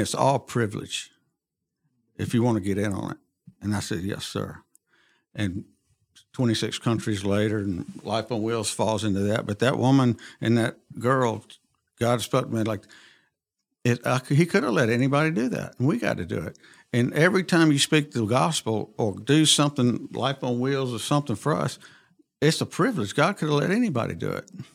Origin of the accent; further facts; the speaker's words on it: Montgomery, Alabama, United States; I was born and raised in Montgomery